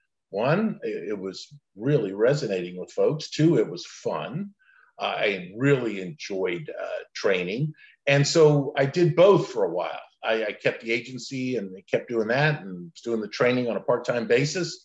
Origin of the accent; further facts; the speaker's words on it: Central Florida, United States; also born or lived in Lakeland, Florida; I was actually born along with my five siblings, large Italian Catholic family in Lakeland, Florida, of all places. My dad, mom just didn't want to raise their family on the streets of Brooklyn. And I grew up in Central Florida, great place to grow up